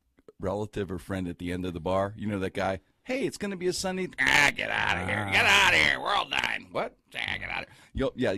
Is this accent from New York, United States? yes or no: no; Pittsburgh, Pennsylvania, United States; I'm from the Strip.